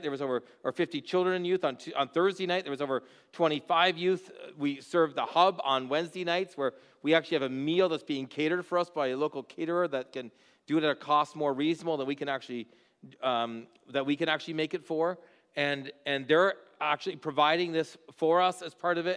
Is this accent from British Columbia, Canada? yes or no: no; Haldimand, Ontario, Canada; I grew up in Haldeman. I'm just outside of Bimbrick